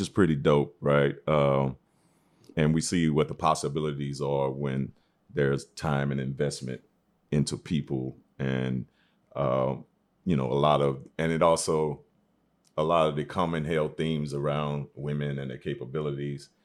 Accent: Shreveport, Louisiana, United States; also born or lived in Atlanta, Georgia; now in New York, United States; I'm a native of Shreveport, Louisiana, known as the Sportsman Paradise, by way of Atlanta

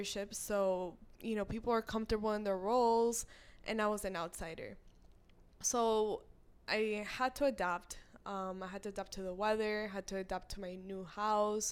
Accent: South Florida, United States; moved away as an adult; I'm from Florida

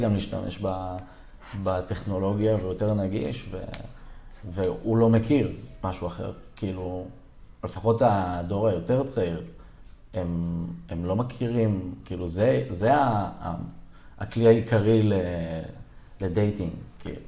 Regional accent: Herzliya, Tel Aviv District, Israel; גדלתי בהרצליה, גם היום אני מתגורר בעיר הרצליה

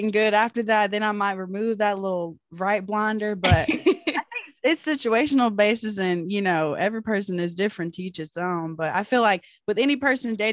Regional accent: Fairfield, Texas, United States; moved away as an adult; now in College Station, United States; I'm 25. I'm currently a health caregiver in the College Station area, but I'm from Fairfield, Texas.

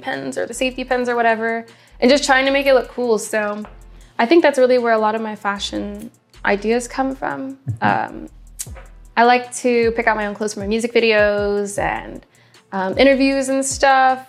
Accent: Midwest, United States; now in Los Angeles, United States; I'm someone from the Midwest

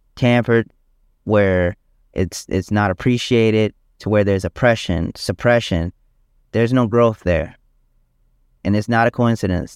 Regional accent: South Carolina, United States; moved away as an adult; also born or lived in Detroit, Michigan / Richland County, South Carolina; now in Virginia, United States; I was born in Detroit, Michigan, uh, but moved down to South Carolina when I was around seven years old, um, and was raised there

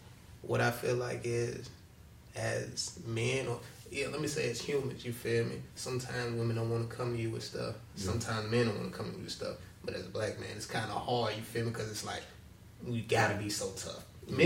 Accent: Mobile, Alabama, United States; Because I'm from Alabama.

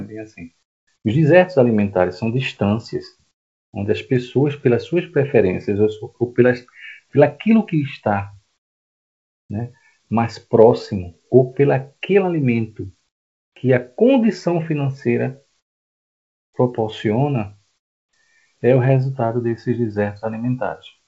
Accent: Recife, Pernambuco, Brazil; moved away as an adult; now in João Pessoa, Brazil; eu não sou daqui, tá? Eu sou de Recife, estou aqui há 12 anos.

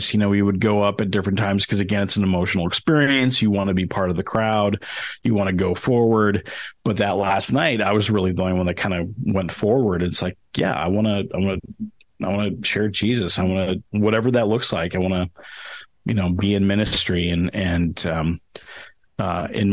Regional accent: Denver, Colorado, United States; moved away as an adult; also born or lived in Calumet, Michigan; now in Pacific Northwest, United States; I was actually born up towards where you guys are, up in Upper Michigan, up in Calumet, Michigan, lived there until I was about 7. And then kind of my family moved to Denver, Colorado, which is where I did the rest of my growing up

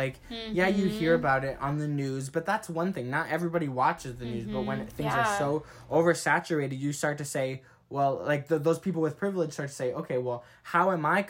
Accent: North Dakota, United States; I'm from North Dakota, so I don't have that, like, very black background, you know.

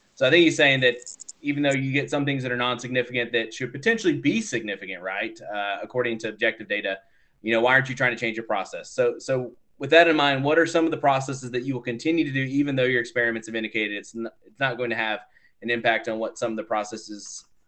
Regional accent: Texas, United States; I'm also from Texas

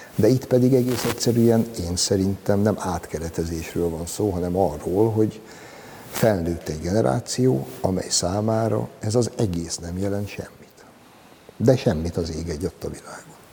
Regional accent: Hungary; Az Ugligetbe, ahol én felnőttem

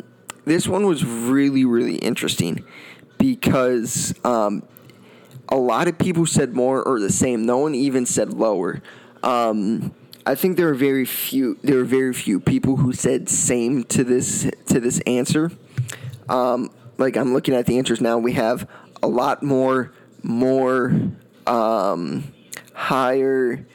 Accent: Florida, United States; this was a guy I grew up watching in Florida

